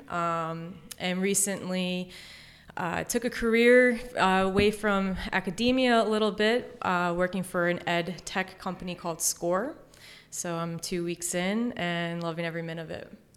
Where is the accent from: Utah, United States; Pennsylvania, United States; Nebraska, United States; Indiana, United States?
Pennsylvania, United States; Exton; I'm from the Exton area